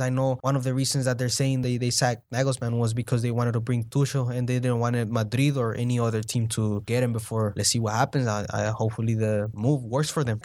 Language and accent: English; El Salvador; I'm from El Salvador